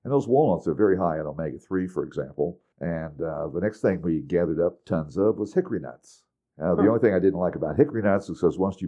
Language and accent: English; Indiana, United States; When we was growing up in Indiana from age 6 on